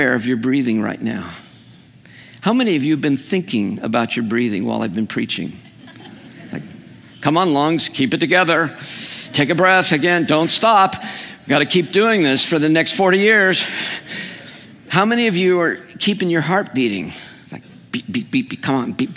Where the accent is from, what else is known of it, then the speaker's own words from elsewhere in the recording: California, United States; I'm a Californian